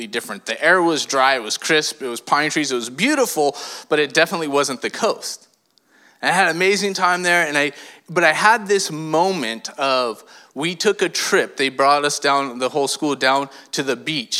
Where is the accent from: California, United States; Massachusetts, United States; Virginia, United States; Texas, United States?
California, United States; I was born and raised in California